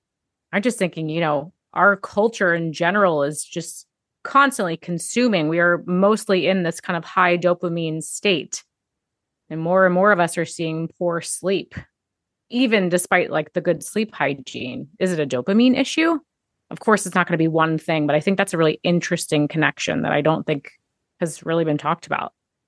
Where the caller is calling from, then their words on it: Maryland, United States; Hi, tuning in from Maryland today.